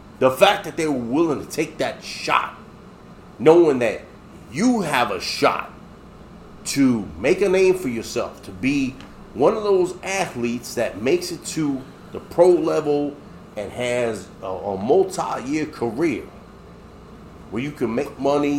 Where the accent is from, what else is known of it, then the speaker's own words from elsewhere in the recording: New York City, New York, United States; I'm from the Bronx